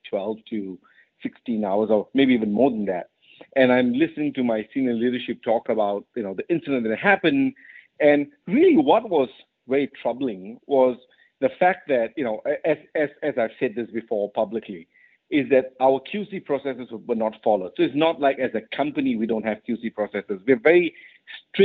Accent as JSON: {"language": "English", "country": "Malaysia", "tie": "born or raised there", "also_born_or_lived": "United Kingdom / United States", "moved": "as an adult", "said": "I was born and raised in Malaysia"}